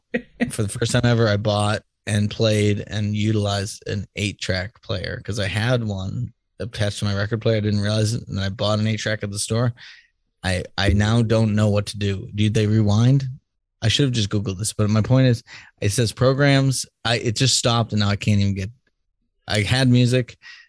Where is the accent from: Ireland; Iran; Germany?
Ireland; It's because I'm Irish.